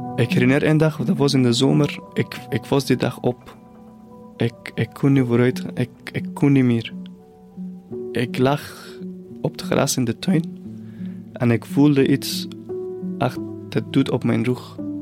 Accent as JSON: {"language": "Dutch", "area": "near the Caspian Sea", "region": "northern Iran", "country": "Iran", "tie": "born or raised there", "second_language": "Dutch", "moved": "as an adult", "lives_now": "Belgium", "said": "Ik ben opgegroeid in het noorden van Iran, dicht bij de Kaspische Zee"}